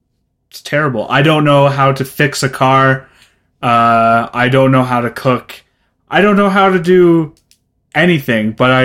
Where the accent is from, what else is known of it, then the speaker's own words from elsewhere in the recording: Red Deer, Alberta, Canada; Not by the description they give. Not like I really don't give a shit about my hometown.